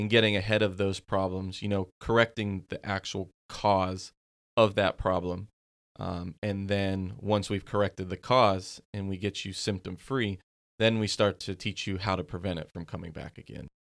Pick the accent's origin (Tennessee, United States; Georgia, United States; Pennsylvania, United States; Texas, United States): Pennsylvania, United States; moved away; I'm from Pennsylvania originally